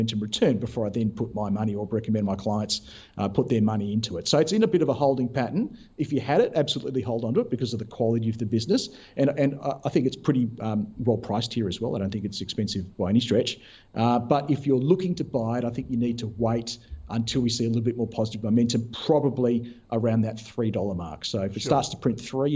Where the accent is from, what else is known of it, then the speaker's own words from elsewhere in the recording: Western Australia, Australia; here in my home state of WA